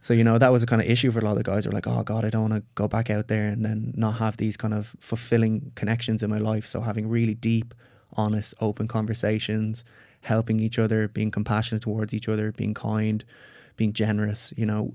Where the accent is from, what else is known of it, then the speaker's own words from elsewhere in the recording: Ireland; I'm Irish.